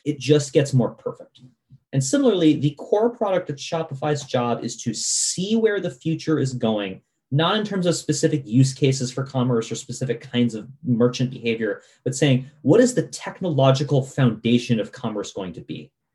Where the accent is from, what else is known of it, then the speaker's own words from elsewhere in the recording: Vermont, United States; I grew up in Vermont, and I remember when Vermont got our first Walmart